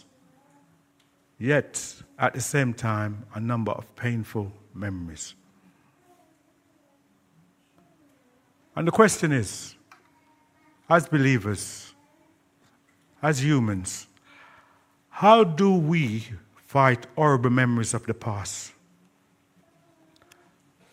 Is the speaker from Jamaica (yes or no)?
yes; Kingston, Jamaica; Kingston, my hometown, you'll have the parish church of Kingston.